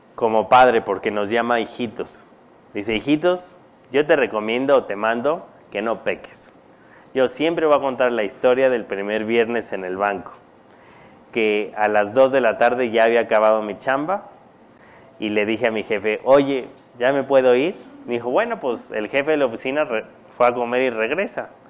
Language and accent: Spanish; Mexico; cuando yo nací mi papá estaba en Estados Unidos, mi mamá aquí